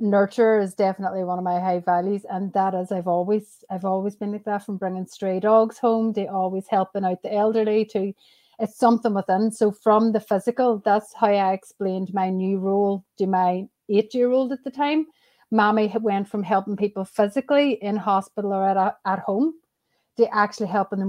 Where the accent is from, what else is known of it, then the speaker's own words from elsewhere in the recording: Northern Ireland, United Kingdom; also born or lived in Australia; now in Ireland; I'm from Ireland, basically, but I'm from Northern Ireland and I currently live in the South